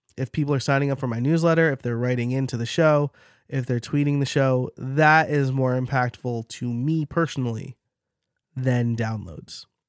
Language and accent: English; New York, United States; accent: New York; my New York accent